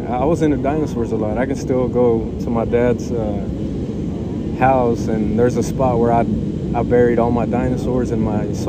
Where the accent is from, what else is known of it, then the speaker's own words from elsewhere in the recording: Houston, Texas, United States; moved away as an adult; I'm from Houston, Texas.